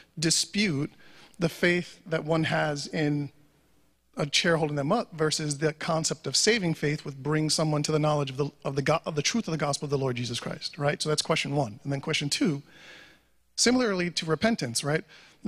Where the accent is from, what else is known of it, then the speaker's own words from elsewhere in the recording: New York, United States; I'm a New Yorker